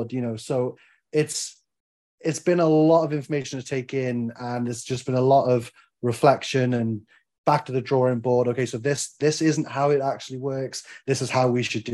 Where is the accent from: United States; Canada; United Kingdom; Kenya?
United Kingdom; Wales; I'm Welsh